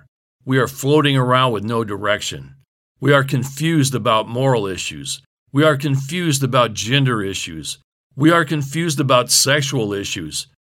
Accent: California, United States; Growing up in California, we always referred to it as Berserkly

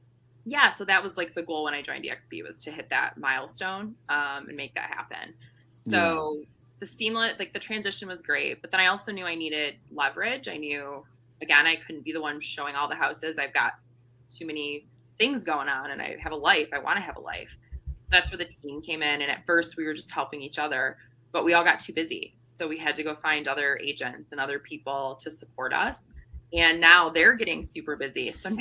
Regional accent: Traverse City, Michigan, United States; I was born in Traverse City, or I grew up in Traverse City, so I know that Northern Michigan is actually the UP.

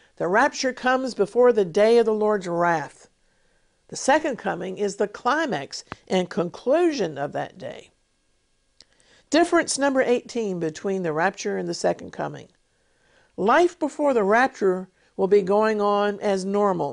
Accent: United States; now in Israel; today, I live in England, in Israel, but I was born in America

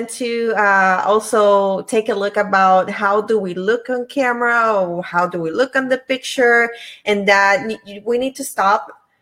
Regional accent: Puerto Rico; now in Virginia, United States; I'm originally from Puerto Rico, but I live in Virginia.

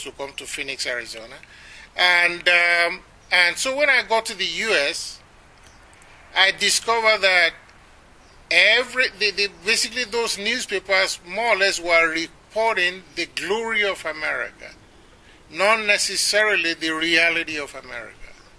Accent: Nigeria; moved away as an adult; also born or lived in Ibadan; now in United States; as a Nigerian

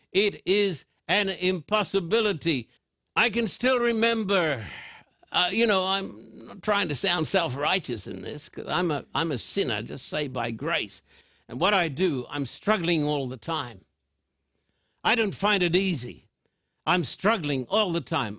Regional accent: Australia; I'm an Australian with American citizenship too.

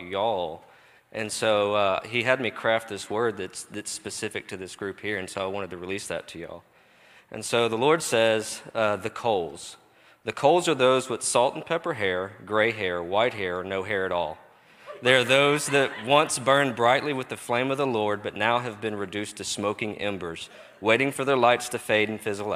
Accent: Texas, United States; I'm from Texas.

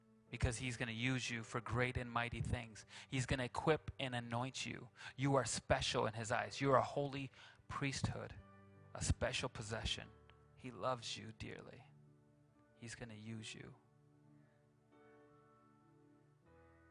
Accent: Grand Rapids, Michigan, United States; now in Mount Pleasant, United States; I'm from Grand Rapids

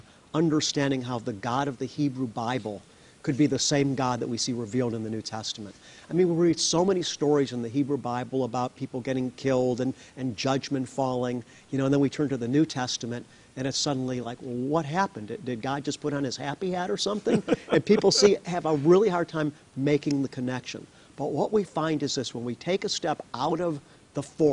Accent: United States; as an American

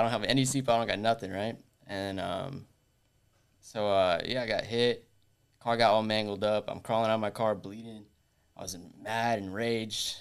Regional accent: Orlando, Florida, United States; I was born and raised here in Orlando

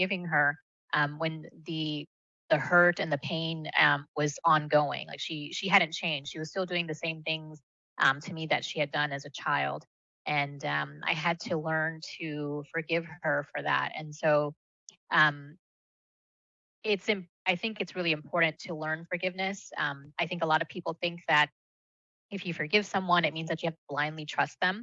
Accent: United States; first language Malayalam; English is a second language; I was born here, but I grew up sort of this hybrid of the two cultures

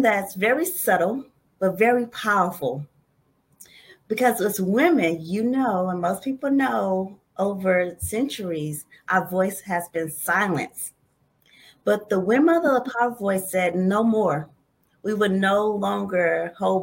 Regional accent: St. Louis, Missouri, United States; moved away; Originally, I'm from St. Louis, Missouri

